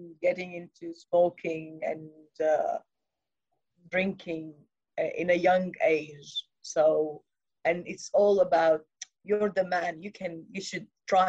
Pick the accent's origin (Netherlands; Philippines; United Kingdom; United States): United Kingdom; England; I grew up in England as well